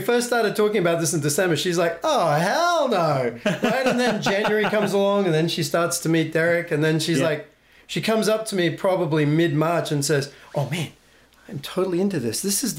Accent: Australia; moved away; I'm Australian.

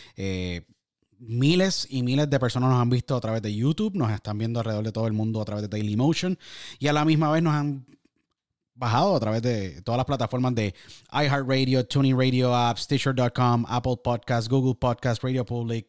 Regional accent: San Juan, Puerto Rico; San Juan, Puerto Rico de donde yo nací

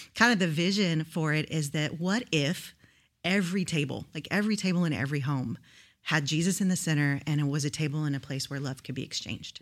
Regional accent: Houston, Texas, United States; moved away as an adult; now in Rio Grande Valley, United States; I grew up in Houston, Houston, Texas, but I moved to the Rio Grande Valley when I was about twenty-three

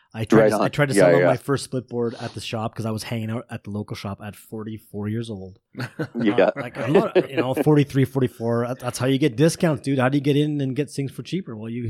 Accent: Ontario, Canada; We're both from Ontario

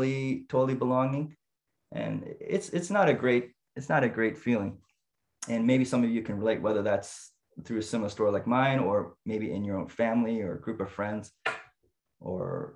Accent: Niagara Falls, Ontario, Canada; so I grew up in Canada, and specifically in Niagara Falls, Ontario

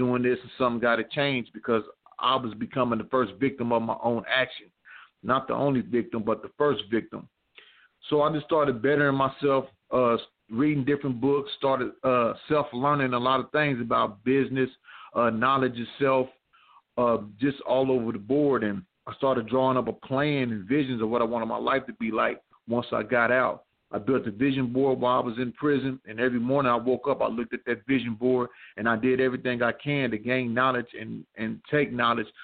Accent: Missouri, United States; I'm from Missouri

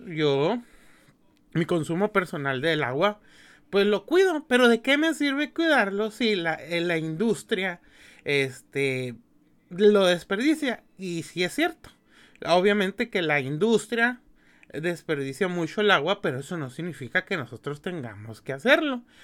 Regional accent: Mexicali, Baja California, Mexico; yo que soy de aquí de Mexicali

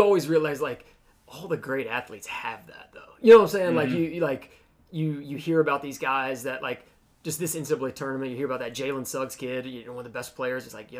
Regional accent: United States; I live right down the street. Like, you know, so Old Town is probably definitely my spot. I grew up in Lake Daniel, so when it comes to that park down there, probably holds most of my memories.

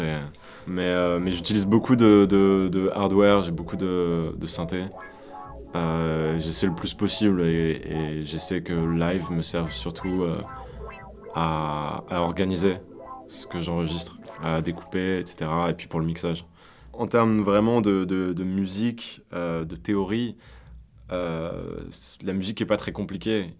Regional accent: Auvergne-Rhône-Alpes, France; moved away; also born or lived in Lyon; on vient d'Auvergne et on vient d'une petite ville enfin plus ou moins

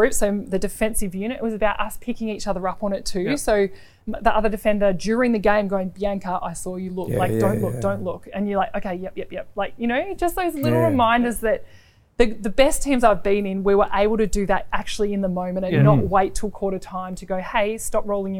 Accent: Australia; I think as a diamond, as an Australian netballer

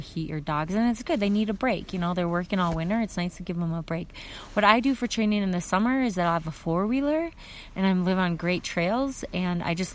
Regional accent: Minnesota, United States; moved away as an adult; now in Fairbanks, United States; I grew up in Minnesota

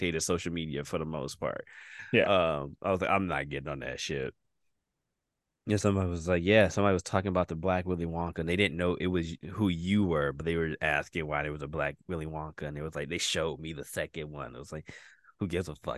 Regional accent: Detroit, Michigan, United States; also born or lived in Redford, Michigan; when I came from Detroit in like fifth grade, my school was 99% black people

